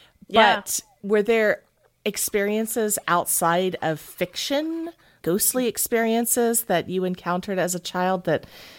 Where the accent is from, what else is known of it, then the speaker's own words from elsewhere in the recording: the South, United States; Guys, I'm from the South.